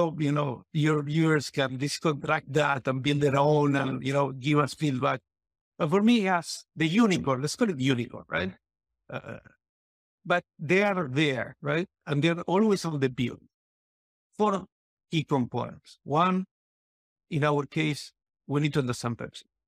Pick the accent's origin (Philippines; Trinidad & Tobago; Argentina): Argentina; moved away; I come from Argentina